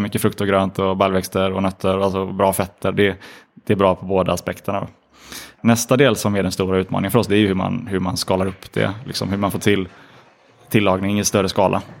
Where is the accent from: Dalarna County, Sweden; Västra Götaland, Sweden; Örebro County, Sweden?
Västra Götaland, Sweden; Gothenburg; vi är från Göteborg